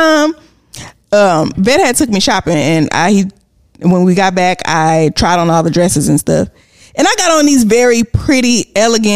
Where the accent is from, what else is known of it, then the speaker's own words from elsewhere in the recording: Houston, Texas, United States; also born or lived in Galveston; I don't consider myself to be from Texas. From Houston. I'm from Galveston.